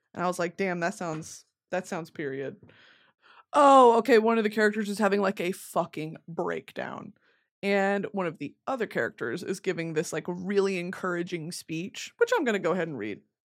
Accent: the South, United States; I was born as a, a, a liberal Southern woman in nineteen ninety-seven

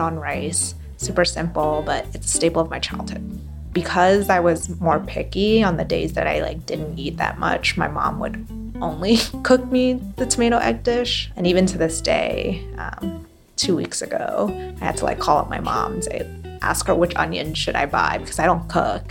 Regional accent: New York City, New York, United States; I'm from Brooklyn, New York

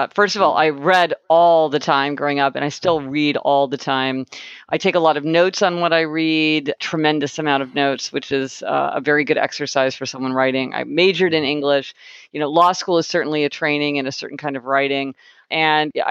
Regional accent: Kansas City, Missouri, United States; moved away; I'm from Kansas City, Missouri. So I spent my whole childhood there in a kind of very happy childhood

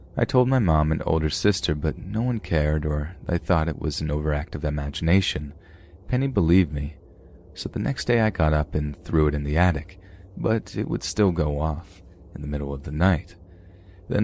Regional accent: New York, United States; This was a time when I was growing up in New York.

